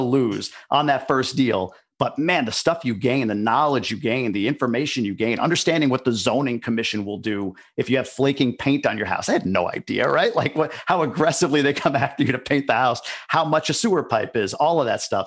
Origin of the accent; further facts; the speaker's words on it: New York, United States; moved away as an adult; also born or lived in Boston; now in Ann Arbor, United States; I grew up in New York, lived in Boston for a number of years, and moved here about three years ago.